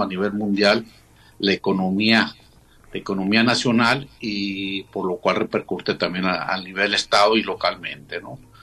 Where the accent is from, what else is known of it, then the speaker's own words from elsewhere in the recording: Mexico; como mexicanos